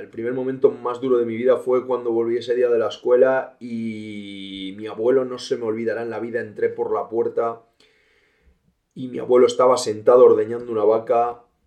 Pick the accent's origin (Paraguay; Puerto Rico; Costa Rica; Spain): Spain; Villablino, Castile and León; also born or lived in Valderas / England / Australia; Yo actualmente soy de Villablino, un pueblo de la montaña, un pueblo de León, donde pasé mis dos primeros años